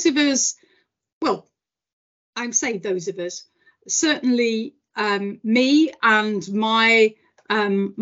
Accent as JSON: {"language": "English", "region": "Yorkshire and the Humber", "country": "United Kingdom", "tie": "born or raised there", "also_born_or_lived": "Liverpool / Suffolk", "moved": "yes", "said": "I grew up in South Yorkshire."}